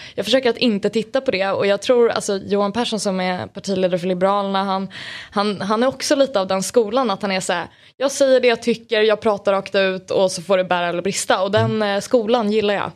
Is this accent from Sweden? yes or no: yes; Sundbyberg, Stockholm County, Sweden; Jag är från Sundbyberg